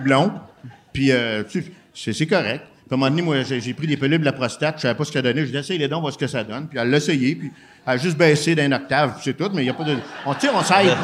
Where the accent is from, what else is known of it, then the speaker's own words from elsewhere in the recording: Quebec City, Quebec, Canada; je viens de Québec.